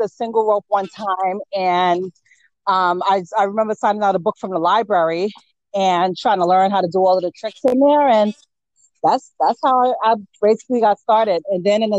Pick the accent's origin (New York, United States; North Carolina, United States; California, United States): New York, United States; New York City; I was born in the Bronx, partially raised there. And then I started going to school in Harlem